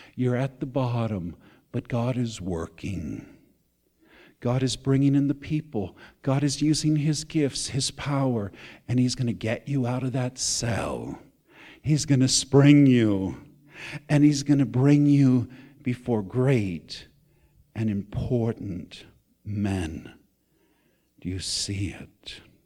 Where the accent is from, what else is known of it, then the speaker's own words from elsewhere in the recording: United States; I'm still an American.